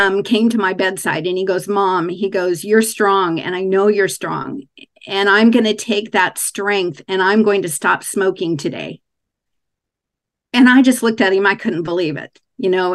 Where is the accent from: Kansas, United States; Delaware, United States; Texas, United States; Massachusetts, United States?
Kansas, United States; I was raised in Kansas